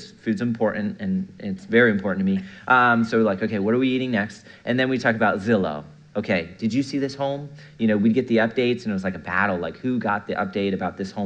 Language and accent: English; Melbourne, Florida, United States; I'm from Melbourne, Florida.